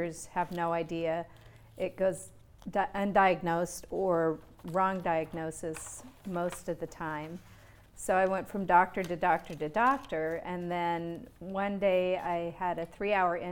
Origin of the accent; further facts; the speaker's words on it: Montana, United States; I'm from Montana